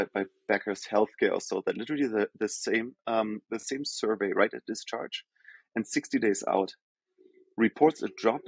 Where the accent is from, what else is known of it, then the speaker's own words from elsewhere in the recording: Germany; English is a second language; moved away as an adult; also born or lived in Rio de Janeiro, Brazil / Sao Paulo, Brazil; now in New York, United States; As I think most of the folks can probably hear from my accent, I'm from Germany originally